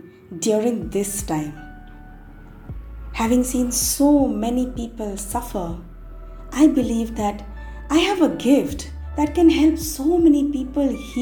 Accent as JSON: {"language": "English", "region": "West Bengal", "country": "India", "tie": "born or raised there", "also_born_or_lived": "Mumbai, India", "moved": "yes", "lives_now": "Delhi, India", "said": "Back in West Bengal, my hometown, my mom had been diagnosed with throat cancer"}